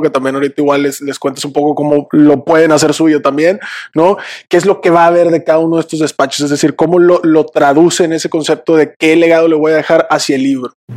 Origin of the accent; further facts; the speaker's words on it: Monterrey, Nuevo León, Mexico; Somos regiomontanos 100% por acá